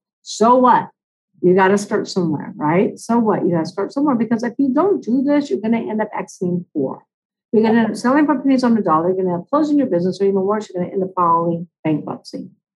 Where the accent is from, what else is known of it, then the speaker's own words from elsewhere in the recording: Long Beach, California, United States; I'm actually from Long Beach, California